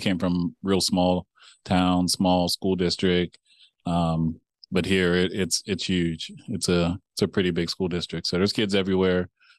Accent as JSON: {"language": "English", "region": "Pennsylvania", "country": "United States", "tie": "born or raised there", "said": "I'm from Pennsylvania originally"}